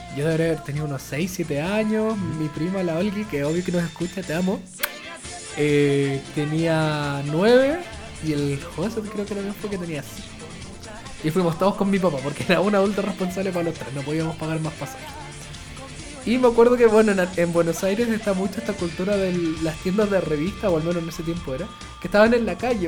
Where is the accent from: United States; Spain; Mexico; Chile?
Chile; en Chile nadie era otaku, supuestamente, en mis tiempos de, de, colegio